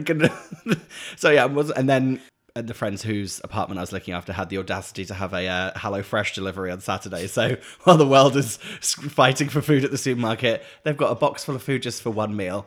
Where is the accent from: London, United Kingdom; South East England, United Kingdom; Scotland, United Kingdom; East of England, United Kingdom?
East of England, United Kingdom; Norfolk; moved away; where I grew up in Norfolk, we had the Norfolk Broads